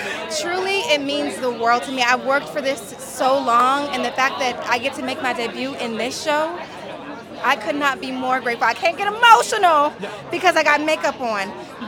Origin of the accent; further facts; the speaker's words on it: Virginia, United States; I'm from Virginia.